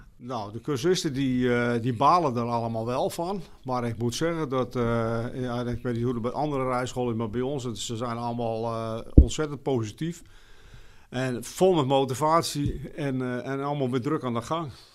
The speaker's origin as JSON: {"language": "Dutch", "town": "Harlingen", "region": "Friesland", "country": "Netherlands", "said": "ik kom uit Harlingen"}